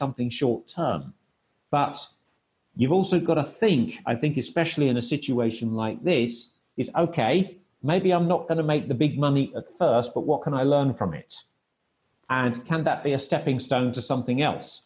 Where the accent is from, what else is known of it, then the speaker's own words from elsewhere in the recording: United Kingdom; moved away as an adult; also born or lived in Kastoria, Greece / Thessaloniki, Greece; I also didn't go back to the UK to see my family